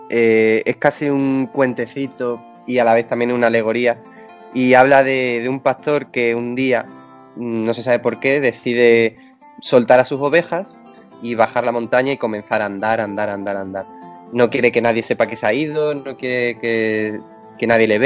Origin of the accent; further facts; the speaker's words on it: Extremadura, Spain; now in Madrid, Spain; No, no, no, yo soy de Extremadura.